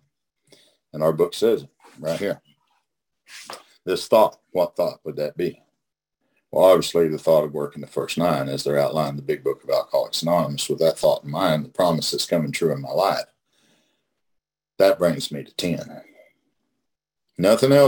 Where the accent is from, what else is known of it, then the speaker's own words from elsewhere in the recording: Oklahoma, United States; I'm from Oklahoma